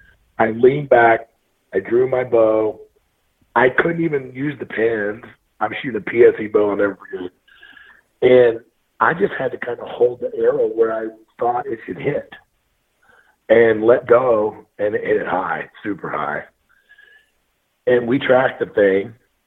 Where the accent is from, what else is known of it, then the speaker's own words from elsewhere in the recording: Missouri, United States; Oh yeah, I'm born and raised from Missouri.